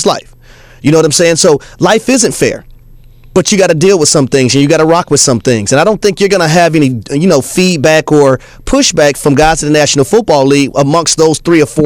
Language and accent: English; the South, United States; I'm from the South